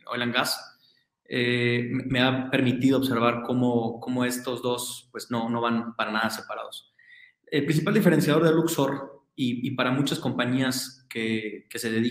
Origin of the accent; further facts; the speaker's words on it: Mexico; como buen mexicano